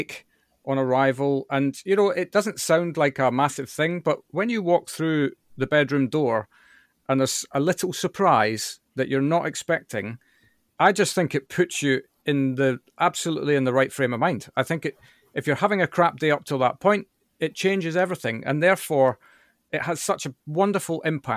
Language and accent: English; Scotland, United Kingdom; I'm Scottish